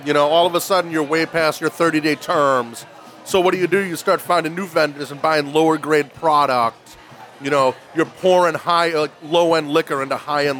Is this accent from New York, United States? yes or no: no; Woburn, Massachusetts, United States; I grew up in Woburn.